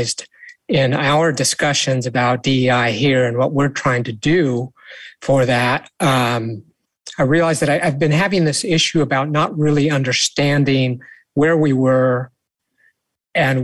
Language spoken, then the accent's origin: English; St. Helena, California, United States; growing up in St. Helena